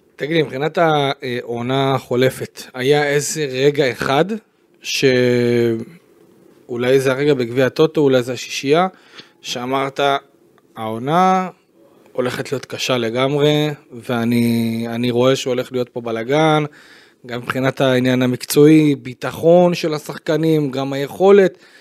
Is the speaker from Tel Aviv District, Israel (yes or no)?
no; Beersheba, Southern District, Israel; אני בתור באר שבעי שהיה שם בטרנר